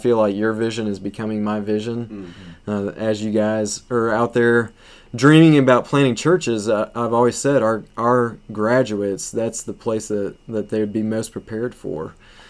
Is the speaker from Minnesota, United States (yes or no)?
no; Tennessee, United States; moved away as an adult; now in Michigan, United States; Growing up in Tennessee, this really reminds me of home.